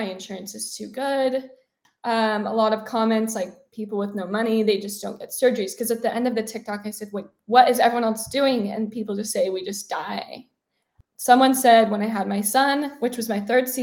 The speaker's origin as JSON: {"language": "English", "region": "Utah", "country": "United States", "tie": "born or raised there", "moved": "yes", "lives_now": "Nevada, United States", "said": "I grew up in Utah"}